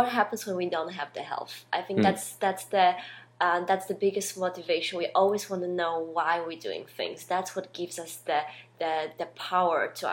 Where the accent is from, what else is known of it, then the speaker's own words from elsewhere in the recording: Poland; moved away; I come from Poland